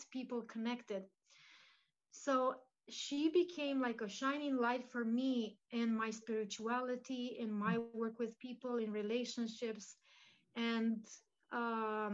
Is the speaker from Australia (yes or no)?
no; Romania; So my mom is Romanian. I was born in Romania.